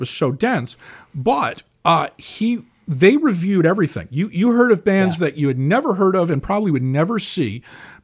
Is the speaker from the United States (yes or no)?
yes; East Coast, United States; now in Chicago, United States; I grew up on the East Coast